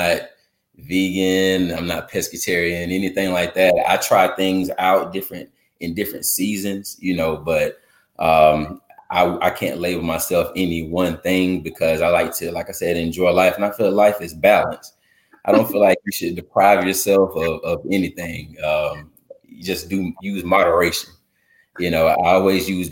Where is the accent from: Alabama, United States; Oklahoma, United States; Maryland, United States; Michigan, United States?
Alabama, United States; Oxford; also born or lived in Fairfield, Alabama; now in Birmingham, United States; I was born in Fairfield and I was raised all over Alabama. But I tell everyone I was raised in Oxford